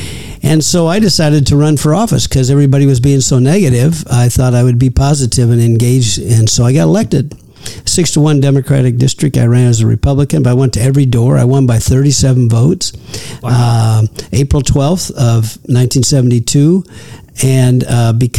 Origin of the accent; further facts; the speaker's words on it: Peoria, Illinois, United States; moved away as an adult; also born or lived in California; Well, I'm a native of Peoria, Illinois.